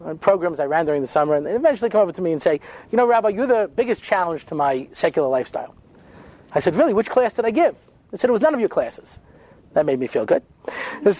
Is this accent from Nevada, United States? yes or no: no; Long Island, New York, United States; I didn't grow up in Brooklyn. You understand? I grew up on Long Island